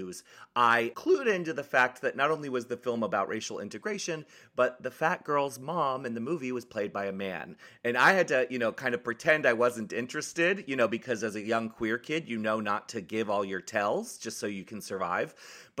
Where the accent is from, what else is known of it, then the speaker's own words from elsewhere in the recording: Annapolis, Maryland, United States; moved away as an adult; also born or lived in San Francisco; I came from Maryland, actually. I grew up in Maryland